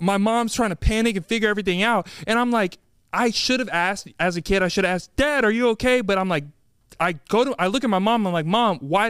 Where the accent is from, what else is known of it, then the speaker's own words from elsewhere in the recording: Texas, United States; as a Texan, we're not used to ice.